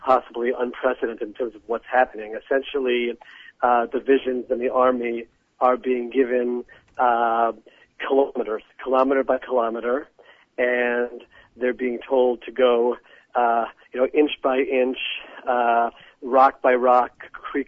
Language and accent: English; United States; now in Israel; I grew up in the United States of America